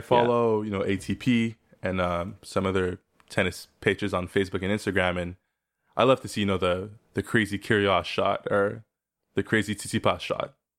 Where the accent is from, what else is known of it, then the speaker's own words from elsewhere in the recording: South Shore, Quebec, Canada; I grew up in Quebec on the South Shore.